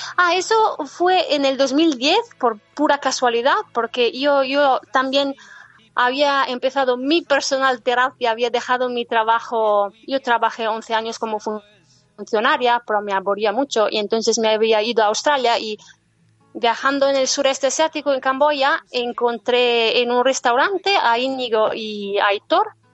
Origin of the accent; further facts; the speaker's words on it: northern Italy, Italy; Spanish is a second language; moved away as an adult; yo soy del norte de Italia